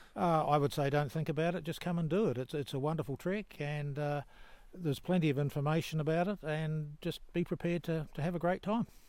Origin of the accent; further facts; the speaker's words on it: New Zealand; I'm from New Zealand